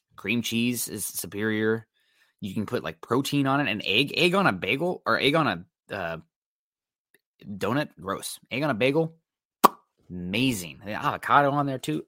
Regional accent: Midwest, United States; I'm from the Midwest

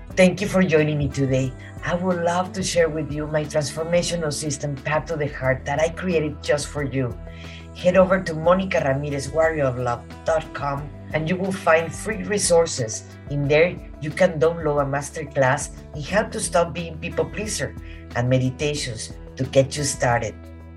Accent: Mexico; also born or lived in Veracruz; now in Texas, United States; I come from Mexico

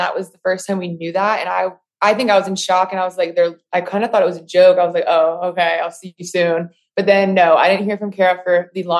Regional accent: Charlotte, North Carolina, United States; I'm 25, turned 26 in 2 days. We live in Charlotte, North Carolina. We've grown up here.

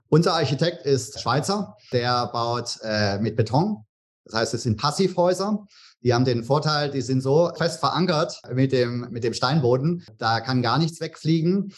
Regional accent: Tübingen, Baden-Württemberg, Germany; moved away as an adult; now in Bahamas; Ich komme aus Tübingen ursprünglich

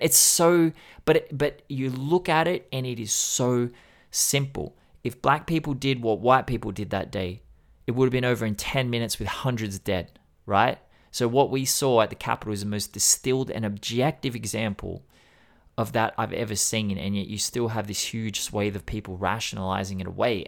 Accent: Sydney, New South Wales, Australia; I grew up in Sydney

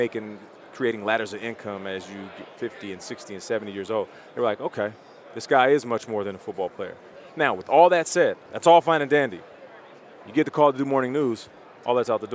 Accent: Canada; I'm Canadian.

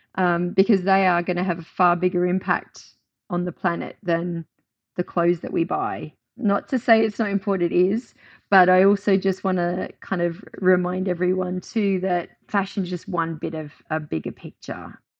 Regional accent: Australia; moved away as an adult; now in United Kingdom; I moved from my home country of Australia to the U K

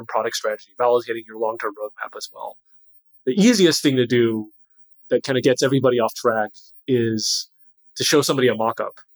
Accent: California, United States; moved away as an adult; also born or lived in Boston; I grew up in California

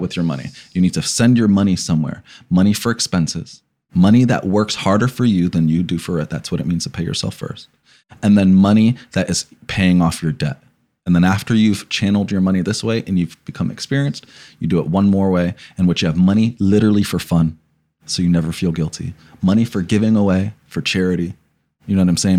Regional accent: New Jersey, United States; I'm from New Jersey, and Passaic, Patterson, coupled, and Newark, right? And so you gr, I grew up around a lot of gangs

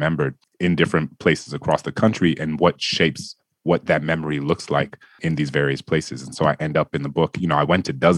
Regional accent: New Orleans, Louisiana, United States; New Orleans, my hometown

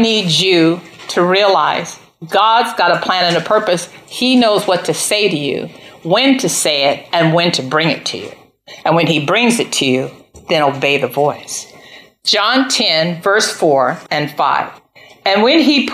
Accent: United States; I'm an American

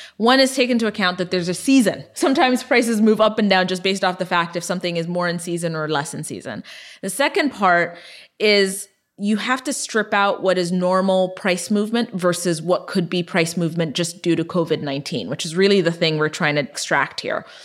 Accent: Ethiopia; moved away; I was born and raised in Ethiopia

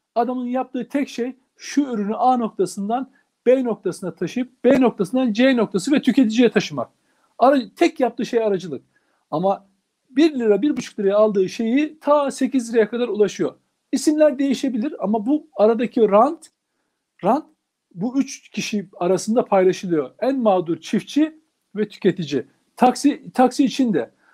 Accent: Turkey; Ben bir Türk olarak

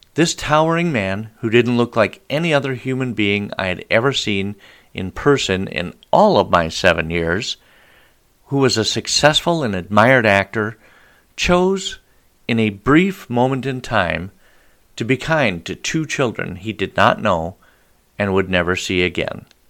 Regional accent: Billings, Montana, United States; I was born and raised in Billings, Montana

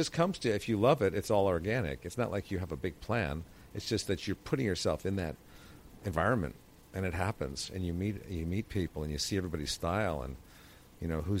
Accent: Connecticut, United States; I grew up in Connecticut

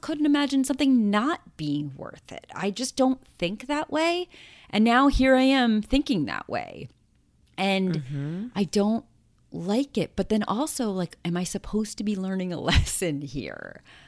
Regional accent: New York City, New York, United States; we moved back to my hometown, and we live across the street from my old high school

